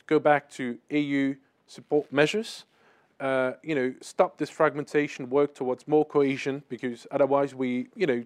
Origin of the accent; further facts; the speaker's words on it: France; I come from France